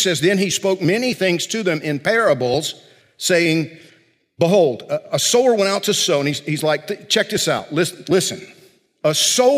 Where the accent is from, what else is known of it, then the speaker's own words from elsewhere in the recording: South Georgia, United States; I grew up in South Georgia